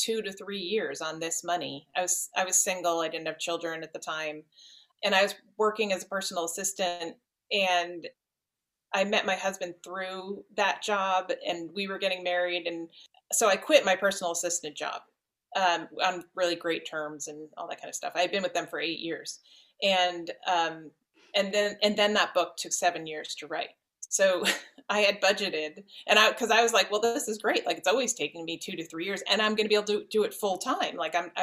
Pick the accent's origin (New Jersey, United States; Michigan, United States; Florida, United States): New Jersey, United States; I'm from New Jersey, which is in the north of the United States